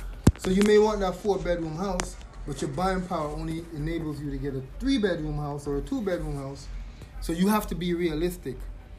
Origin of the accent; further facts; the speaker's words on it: Jamaica; I'm Jamaican.